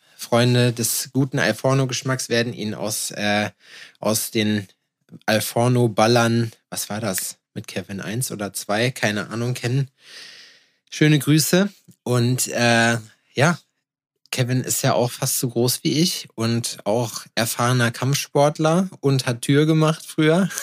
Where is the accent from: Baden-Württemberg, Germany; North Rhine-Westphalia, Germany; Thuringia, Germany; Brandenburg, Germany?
Thuringia, Germany; Jena; ich aus Jena